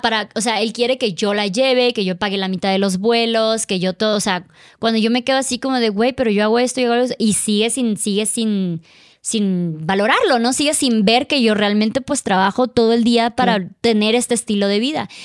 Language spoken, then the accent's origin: Spanish; Mexico; now in Mexico City, Mexico; ya estaba yo en mi país